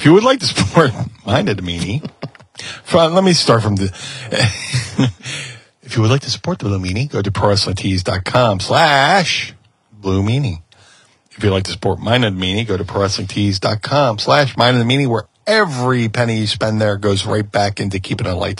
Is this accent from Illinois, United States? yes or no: no; Philadelphia, Pennsylvania, United States; most of my career surrounded around the city of my birth, you know? Debuted for, I was born here. ECW, debuted for ECW in Philly